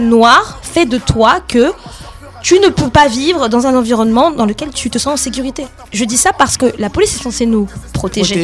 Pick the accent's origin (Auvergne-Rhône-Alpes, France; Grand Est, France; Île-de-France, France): Île-de-France, France; Paris suburbs; je suis née, j'ai grandi en France, en euh, banlieue parisienne